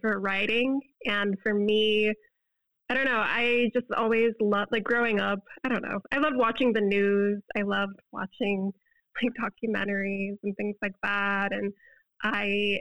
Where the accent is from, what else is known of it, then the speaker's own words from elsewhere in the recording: Florida, United States; moved away as an adult; now in Chicago, United States; I've lived in Florida my whole life, born and raised in Florida